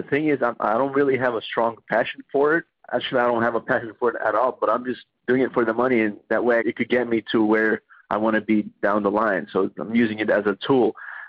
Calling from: Los Angeles, California, United States; I'm calling you from Los Angeles, California.

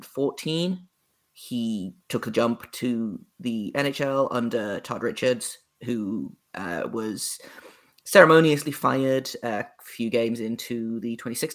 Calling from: United Kingdom; Your listeners won't know, but I'm over in the UK, if you can't tell by my accent, and it's winter here.

